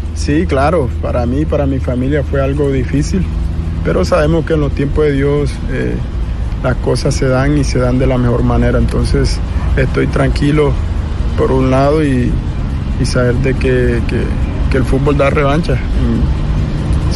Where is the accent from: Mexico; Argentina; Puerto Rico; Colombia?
Colombia; Colombian Caribbean coast; moved away as an adult; now in Brazil; Como costeño que soy.